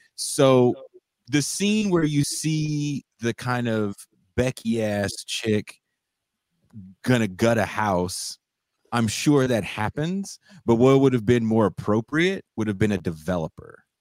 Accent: Richmond, California, United States; also born or lived in Oakland, California; I was born in Oakland, but I grew up in a city called Richmond, California.

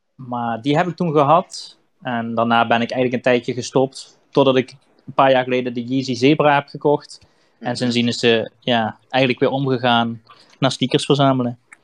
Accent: Limburg, Netherlands; achtentwintig jaar uit het mooie Limburg

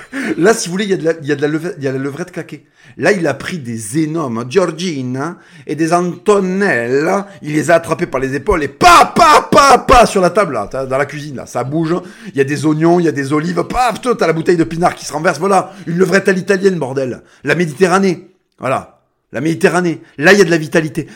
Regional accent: France; first language Spanish; French is a second language; on est des Français.

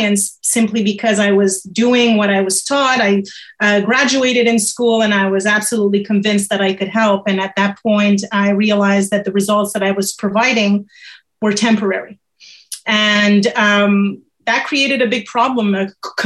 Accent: Montreal, Quebec, Canada; also born or lived in France; I'm born in Montreal, Canada. I actually have both nationalities. I'm French from France

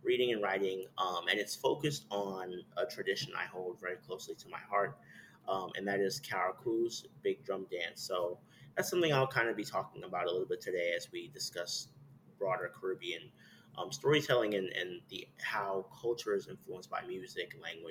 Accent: New York City, New York, United States; I'm originally from Brooklyn, New York. My family is from the West Indies

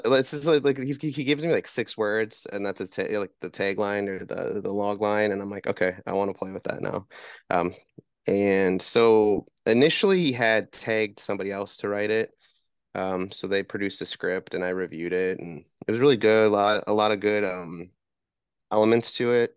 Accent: Wisconsin, United States; moved away; I'm originally from Wisconsin

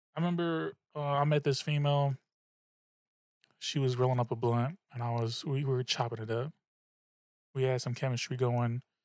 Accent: the Bay Area, California, United States; also born or lived in Suisun City, California; I'm from the Bay, that's what we do, alright? I was wearing tall tees in, in sixth, seventh, eighth grade

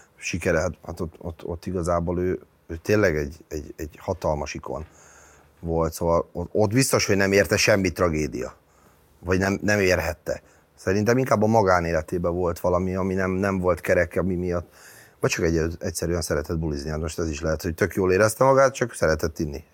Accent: Budapest, Hungary; Én a világon is új Újpest szurkoló vagyok. Az az enyém, ott nőttem föl

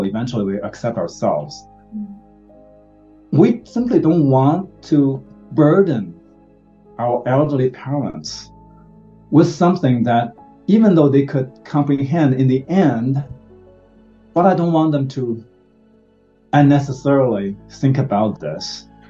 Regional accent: China; now in United States; we are from Asian, and so from China

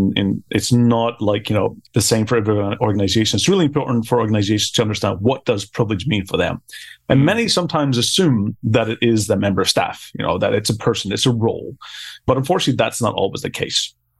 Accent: Belfast, Northern Ireland, United Kingdom; moved away as an adult; now in Tallinn, Estonia; But I'm originally from Belfast

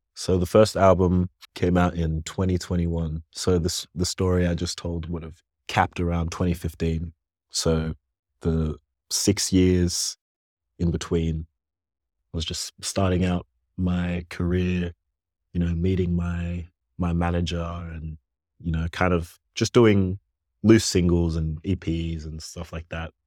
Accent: Canberra, Australian Capital Territory, Australia; also born or lived in Ghana; growing up in Canberra, quiet

